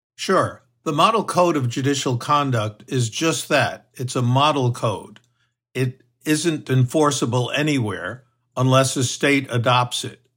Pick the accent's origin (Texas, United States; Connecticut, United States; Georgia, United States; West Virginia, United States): Texas, United States; my home state of Texas